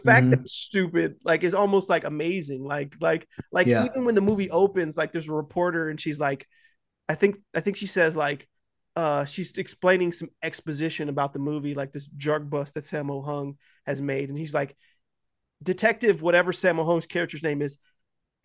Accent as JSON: {"language": "English", "country": "United States", "said": "I'm American."}